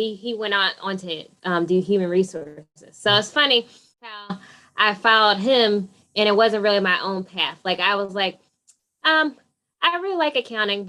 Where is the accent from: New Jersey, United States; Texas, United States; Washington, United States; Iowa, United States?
New Jersey, United States; Pennsauken; I grew up in Pennsauken, New Jersey.